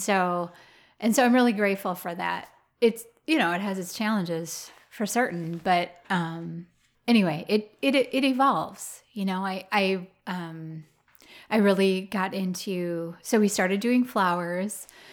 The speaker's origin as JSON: {"language": "English", "town": "Roseville", "region": "Minnesota", "country": "United States", "tie": "born or raised there", "moved": "yes", "lives_now": "Wisconsin, United States", "said": "I grew up in Roseville, which is a suburb of Saint Paul"}